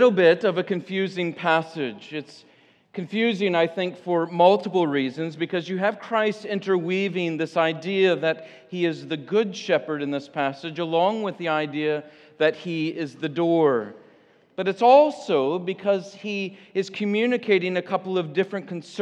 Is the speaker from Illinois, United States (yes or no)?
yes; Illinois, United States; now in Michigan, United States; I grew up in Illinois